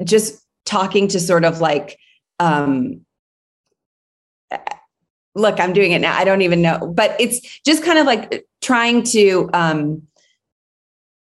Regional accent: Cleveland, Ohio, United States; I'm from Cleveland. I'm from the Midwest.

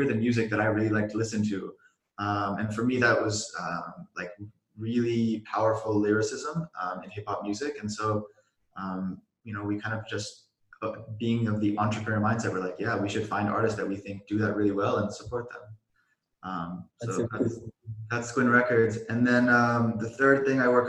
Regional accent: Silicon Valley, California, United States; I grew up in the Silicon Valley.

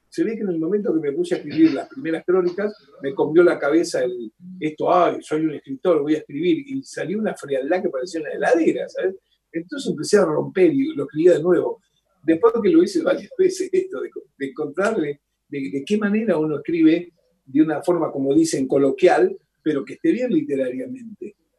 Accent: Rosario, Santa Fe, Argentina; now in Buenos Aires, Argentina; soy rosarino

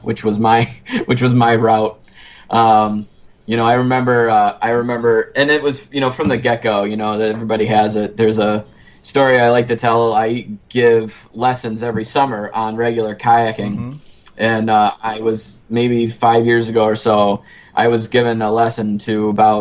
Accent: Lake Ontario, New York, United States; I grew up on Lake Ontario

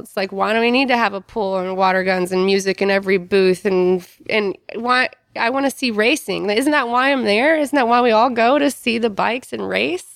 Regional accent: Kentucky, United States; I grew up tomboy in Kentucky

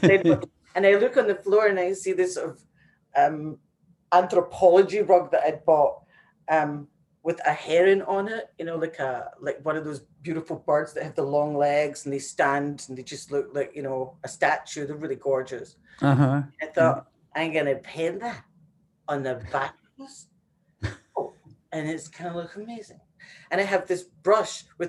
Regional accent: Glasgow, Scotland, United Kingdom; moved away; also born or lived in New York; growing up in Glasgow in a tenement

